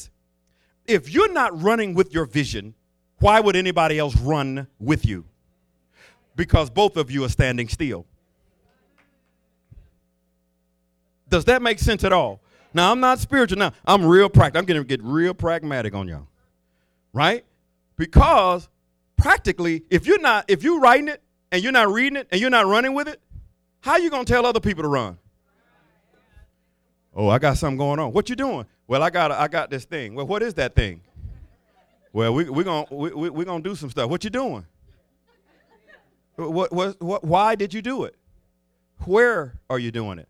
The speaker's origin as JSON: {"language": "English", "region": "the South", "country": "United States", "tie": "born or raised there", "said": "I was raised in the South"}